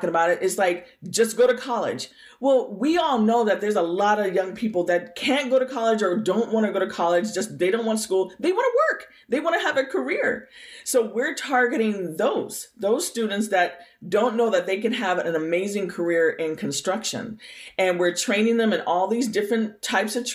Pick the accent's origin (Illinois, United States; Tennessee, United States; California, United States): California, United States; Bay Area, Lake County; also born or lived in Berkeley, California; now in Santa Rosa, United States; when I was a kid, I grew up in the Bay Area. I actually was born down near Berkeley, California. Okay. And my parents moved me and my brother up to the country in Lake County